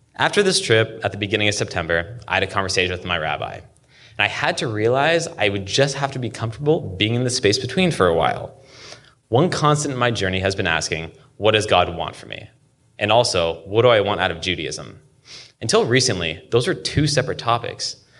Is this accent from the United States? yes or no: yes; Seattle, Washington, United States; shellfish that I grew up eating weekly in Seattle